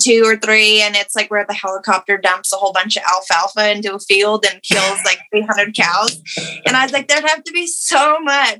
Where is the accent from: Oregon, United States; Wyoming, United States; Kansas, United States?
Oregon, United States; also born or lived in Prineville, Oregon; I'm from Oregon, just a little small town called Candy. And I grew up on a century farm